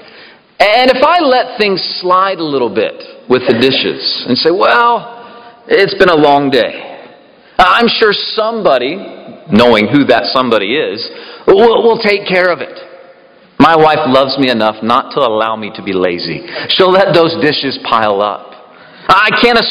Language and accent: English; the South, United States; I'm from the South